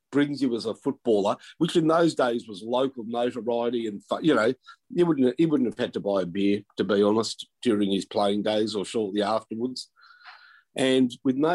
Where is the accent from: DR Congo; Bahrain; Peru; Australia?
Australia; McKinnon, Victoria; I grew up in McKinnon